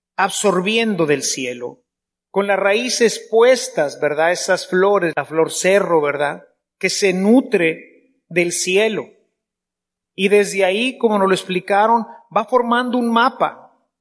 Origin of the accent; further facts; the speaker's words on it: Mexico; Somos mexicanos